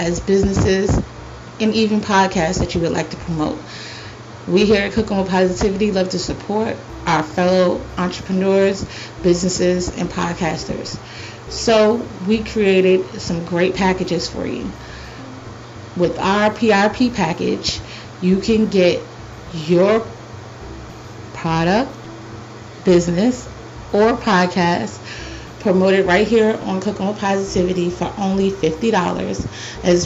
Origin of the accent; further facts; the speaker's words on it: New York City, New York, United States; that would be the Bronx in New York, my hometown